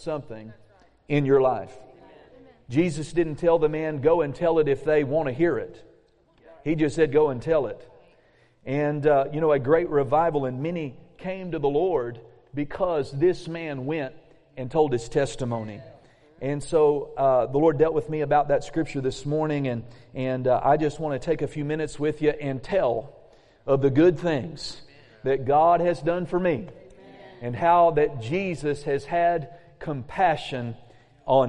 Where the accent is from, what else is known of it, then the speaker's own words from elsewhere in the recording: Claremore, Oklahoma, United States; moved away; also born or lived in Muskogee, Oklahoma; We were Tulsa residents. We actually lived in Claremore.